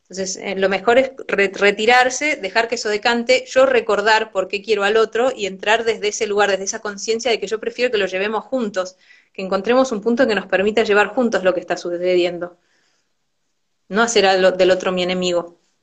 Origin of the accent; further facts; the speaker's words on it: Argentina; soy mujer, soy argentina